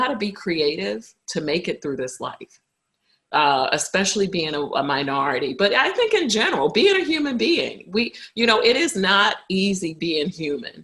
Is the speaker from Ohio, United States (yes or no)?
no; Brooklyn, New York, United States; because I grew up in Brooklyn